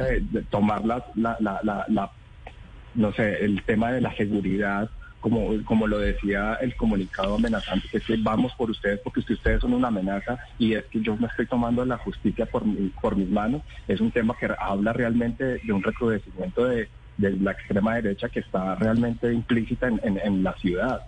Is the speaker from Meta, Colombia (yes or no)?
yes; Villavicencio, Meta, Colombia; also born or lived in Bogotá; now in Medellín, Colombia; yo soy de Villavicencio, viví mucho tiempo en Bogotá